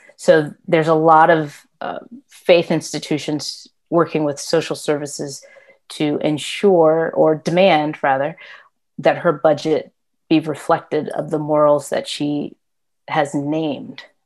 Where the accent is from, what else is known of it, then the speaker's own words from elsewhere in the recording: Tulsa, Oklahoma, United States; moved away as an adult; also born or lived in Atlanta, Georgia; now in Maryland, United States; I was born and raised in Oklahoma. That's where my family house still is